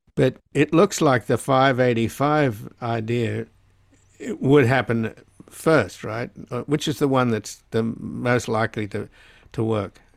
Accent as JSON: {"language": "English", "country": "Australia", "moved": "yes", "lives_now": "United States", "said": "I come from Australia"}